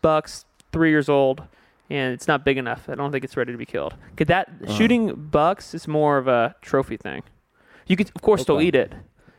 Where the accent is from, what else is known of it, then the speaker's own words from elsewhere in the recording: Houston, Texas, United States; moved away as an adult; now in Los Angeles, United States; I loved growing up in Houston.